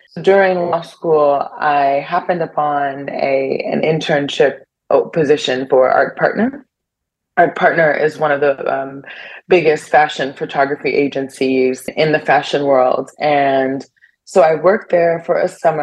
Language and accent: English; Cleveland, Ohio, United States; moved away as an adult; also born or lived in New York; now in Bern, Switzerland; I grew up in Cleveland